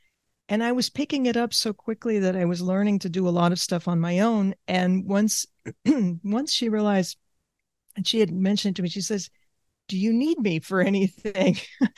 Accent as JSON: {"language": "English", "country": "Argentina", "tie": "born there", "said": "I grew up in different cultures. I was born in Argentina. The past generations have come from other countries. So I have that background, multiple languages."}